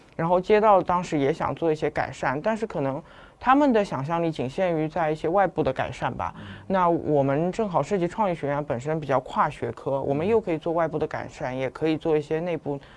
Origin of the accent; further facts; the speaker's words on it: Shanghai, China; 但是我是土生土长上海人嗯，嗯，嗯。然后我又是在同济这个圈子里一面直在长嗯。大的